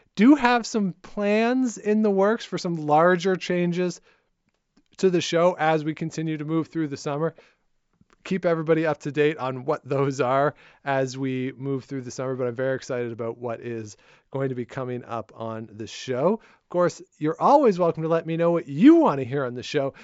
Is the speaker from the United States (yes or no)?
no; Canada; now in Ottawa, Canada; I'm here in Ottawa, I'm a Canadian